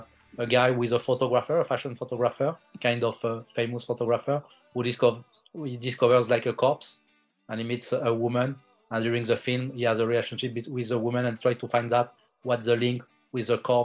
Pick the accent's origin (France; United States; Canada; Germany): France; also born or lived in India; I'm a French filmmaker. I was born in India, but I grew up my whole life in France.